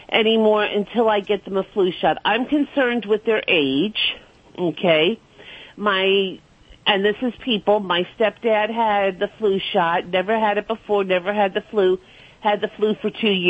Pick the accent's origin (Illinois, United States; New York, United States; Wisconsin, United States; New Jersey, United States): New York, United States; Brooklyn; accent: New York; now in Clearwater, United States